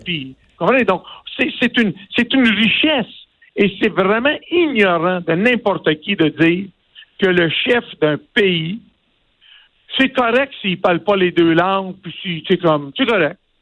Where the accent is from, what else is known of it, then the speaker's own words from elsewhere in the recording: Quebec, Canada; Je suis né au Québec